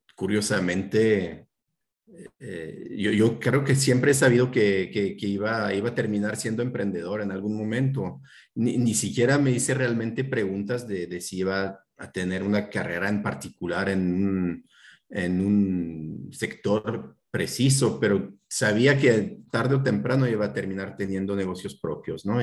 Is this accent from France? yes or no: yes; France; Spanish is a second language; moved away as an adult; also born or lived in Spain; now in Hermosillo, Mexico; vivo en Hermosillo, Sonora, pero soy de Francia originalmente